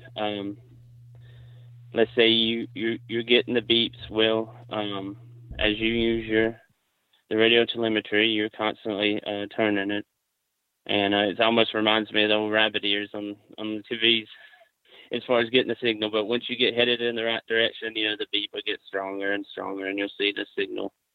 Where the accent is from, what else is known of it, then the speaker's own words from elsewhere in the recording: Alabama, United States; also born or lived in South Carolina; I'm from Alabama. I currently live on the Warrior River.